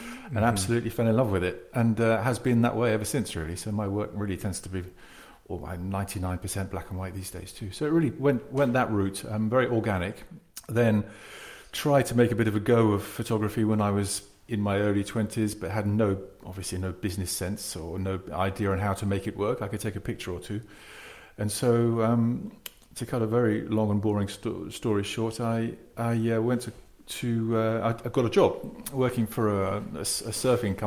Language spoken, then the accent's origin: English; Surrey, South East England, United Kingdom; moved away as an adult; also born or lived in Wimbledon, London / Lymington, Hampshire / south of France; now in France; I grew up in Surrey, just outside London, born in Wimbledon and sort of lived in that area for... until my early teens, really